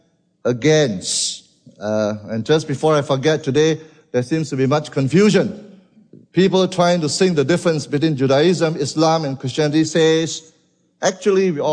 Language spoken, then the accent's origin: English; Malaysia; from Malaysia.